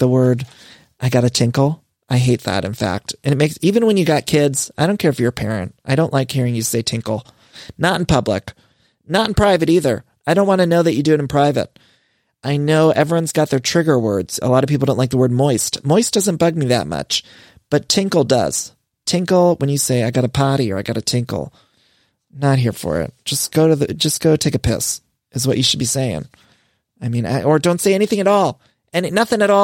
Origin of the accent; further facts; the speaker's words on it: Ohio, United States; accent: Ohio; also born or lived in Midwest; now in Los Angeles, United States; My Ohio accent's showing because I was just there for a while